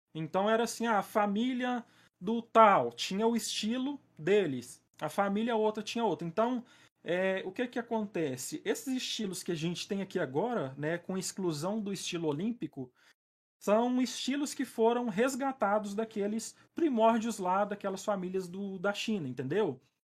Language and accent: Portuguese; Patos de Minas, Minas Gerais, Brazil; eu sou de Minas, né? Minas Gerais, Olha a aí. cidade é Patos de Minas. Nem dá para perceber que eu sou mineiro